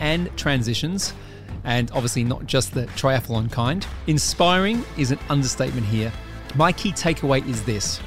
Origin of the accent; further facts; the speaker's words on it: Australia; now in United Kingdom; I live in the UK now, but I'm originally from Australia